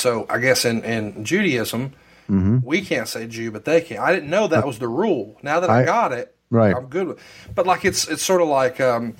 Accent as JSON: {"language": "English", "region": "Alabama", "country": "United States", "said": "I'm from Alabama. I'm surrounded by Baptists, a couple Methodists."}